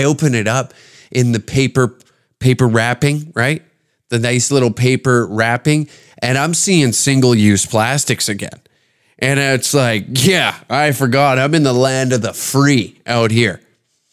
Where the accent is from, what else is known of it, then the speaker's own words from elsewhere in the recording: Canada; I'm Canadian